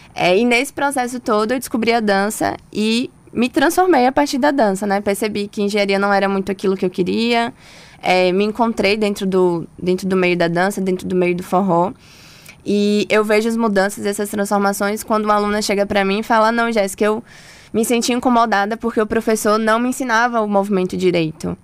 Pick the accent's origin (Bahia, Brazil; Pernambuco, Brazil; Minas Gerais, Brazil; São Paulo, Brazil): Bahia, Brazil; Santo Antônio de Jesus; now in Salvador, Brazil; eu sou de Santo Antônio de Jesus, então a cidade assim do forró